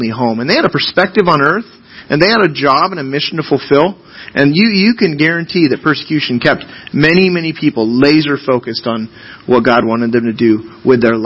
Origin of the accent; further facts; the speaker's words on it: United States; American citizens